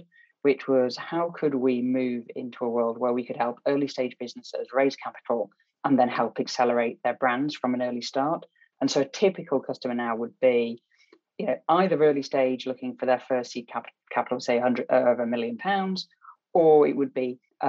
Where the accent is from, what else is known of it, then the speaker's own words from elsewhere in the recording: Barnsley, Yorkshire and the Humber, United Kingdom; I'm just a greengrocer from Barnsley that became an accidental marketeer